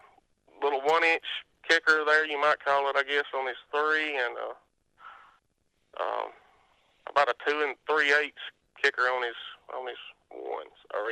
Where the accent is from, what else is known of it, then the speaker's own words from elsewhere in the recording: Northern Etowah County, Alabama, United States; I am from Northern Etowah County.